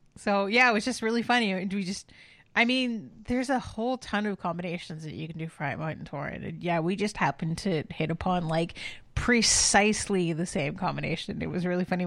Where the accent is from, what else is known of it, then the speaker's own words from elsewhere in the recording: Canada; as a Canadian and an honorary Canadian